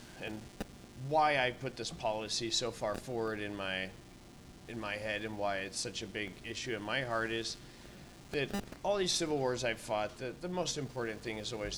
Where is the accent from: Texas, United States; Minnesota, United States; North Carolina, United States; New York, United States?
Texas, United States; El Paso; now in Omaha, United States; I'm from El Paso, Texas. I grew up on the border